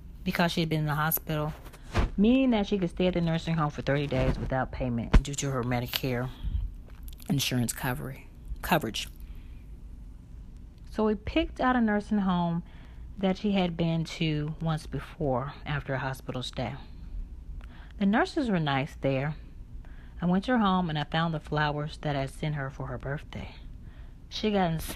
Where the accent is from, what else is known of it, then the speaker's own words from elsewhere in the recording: Brookhaven, Mississippi, United States; now in Chicago, United States; my hometown, Brookhaven, Mississippi